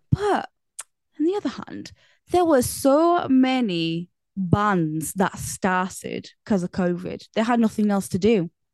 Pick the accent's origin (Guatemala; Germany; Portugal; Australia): Portugal; now in England; I was born in Portugal